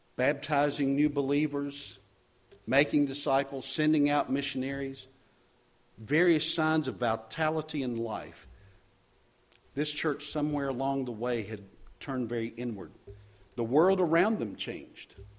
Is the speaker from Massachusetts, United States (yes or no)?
no; Charlotte, North Carolina, United States; moved away; also born or lived in Chicagoland; serving as pastor in Charlotte, my hometown.